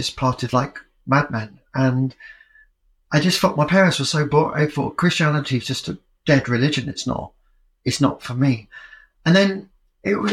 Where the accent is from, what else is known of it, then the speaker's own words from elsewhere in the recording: Yorkshire and the Humber, United Kingdom; moved away as an adult; also born or lived in London / New York; I was growing up in Yorkshire at a very exciting time